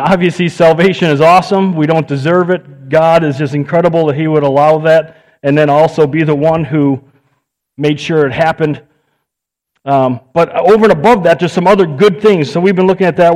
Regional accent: United States; I'm an American

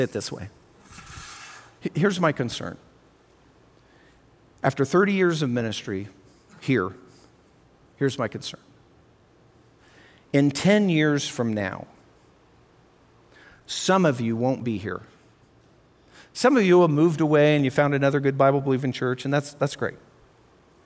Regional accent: Colorado, United States; I'm from Colorado

